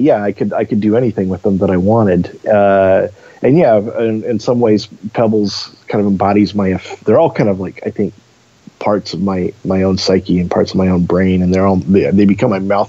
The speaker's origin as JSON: {"language": "English", "town": "Eugene", "region": "Oregon", "country": "United States", "tie": "born or raised there", "said": "Yeah, to me, you know, growing up in Eugene, Portland was always the big city."}